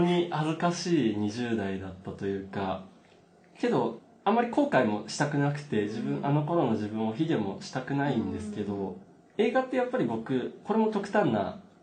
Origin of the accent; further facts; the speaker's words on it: Nagano, Japan; moved away as an adult; now in Tokyo, Japan; 長野県っていう田舎で生まれ育って